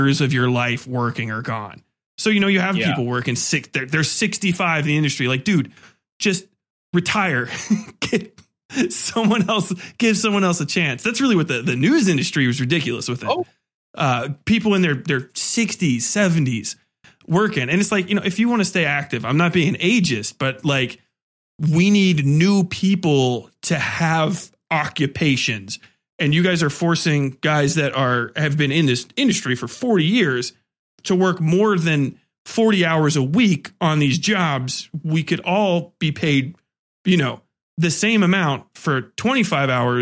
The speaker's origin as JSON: {"language": "English", "country": "United States", "said": "I'm an American"}